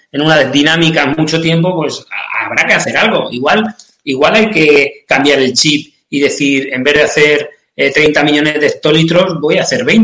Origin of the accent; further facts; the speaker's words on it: Castilla-La Mancha, Spain; Yo te, lo digo, ya no te lo digo desde el punto de vista romántico como {S0} manchego.